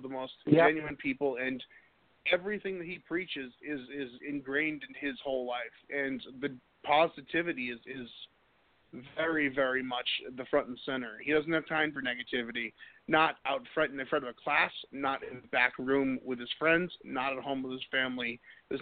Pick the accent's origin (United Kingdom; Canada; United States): United States; Boston, Massachusetts; I'm from Boston